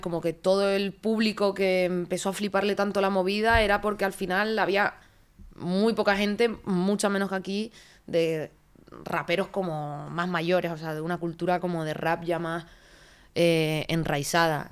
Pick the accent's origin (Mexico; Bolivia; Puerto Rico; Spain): Spain; Canary Islands; accent: Canarian; moved away; also born or lived in Madrid / Barcelona; yo soy muy canaria, de hecho cuando lo has dicho me sale todo el acento a muerte